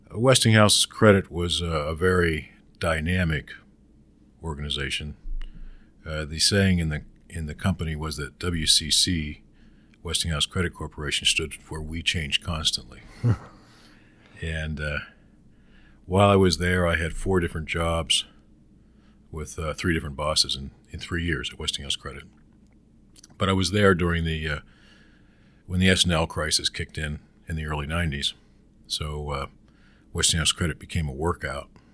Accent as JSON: {"language": "English", "town": "Pittsburgh", "region": "Pennsylvania", "country": "United States", "tie": "born or raised there", "said": "I grew up in Western Pennsylvania"}